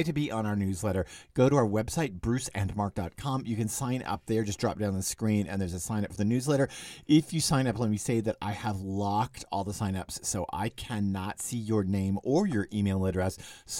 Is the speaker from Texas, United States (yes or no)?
yes; Dallas, Texas, United States; I remember with a neighborhood that I grew up in Dallas before dad died, and mom and dad still lived in the same house I grew up in.